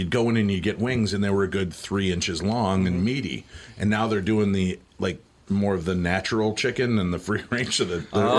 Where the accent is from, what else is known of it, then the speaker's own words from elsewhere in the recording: Medinah, Illinois, United States; no, 22 miles west in the white bread suburb of Medina.